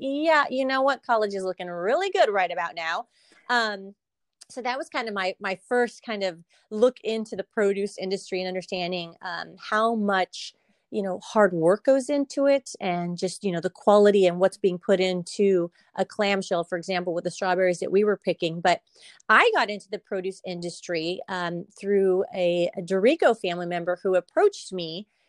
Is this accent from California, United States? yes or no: yes; Salinas, California, United States; being born and raised from Salinas, it definitely gives me a little bit more in terms of just, you know, having my whole life here. There's a lot that I've seen and learned and experienced as a native Salinian.